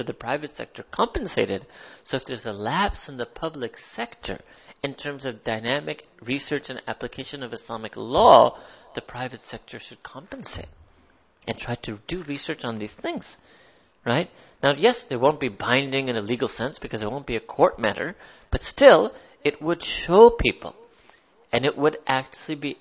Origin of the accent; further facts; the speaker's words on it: United States; I was born in America